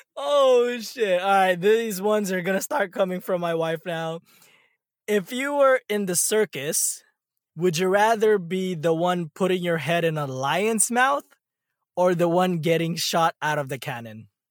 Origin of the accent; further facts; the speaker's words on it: California, United States; moved away; you probably associate me as a Californian